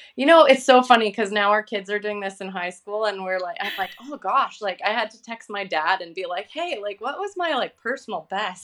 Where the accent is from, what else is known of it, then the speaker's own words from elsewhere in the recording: Vancouver, British Columbia, Canada; I'm from Vancouver, Canada